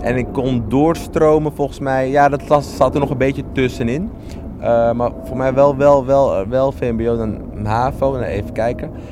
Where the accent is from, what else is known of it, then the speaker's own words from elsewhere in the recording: Amsterdam, North Holland, Netherlands; Ik ben wel opgegroeid in Amsterdam Zuidoost